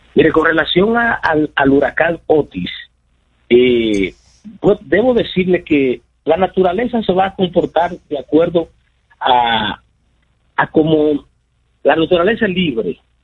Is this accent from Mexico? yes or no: no; Dominican Republic; nosotros como dominicanos